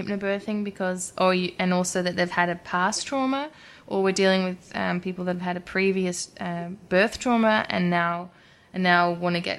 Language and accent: English; Australia; moved away; Australians, we're also from the British colony.